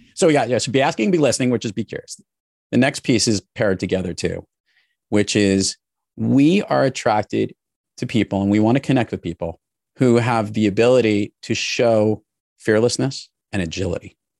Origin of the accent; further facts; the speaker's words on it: New York City, New York, United States; I grew up in New York City and in the New York area my entire life